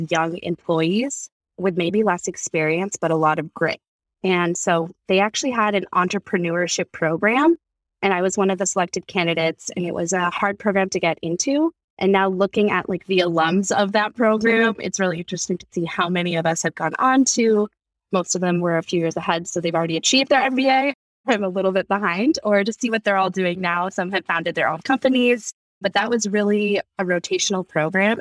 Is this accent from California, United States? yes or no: yes; California, United States; born or raised there